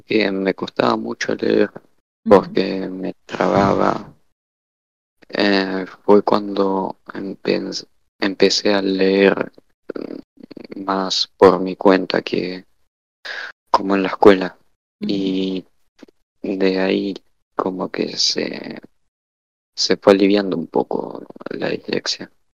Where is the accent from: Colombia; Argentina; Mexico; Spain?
Argentina; soy de Argentina, estudio economía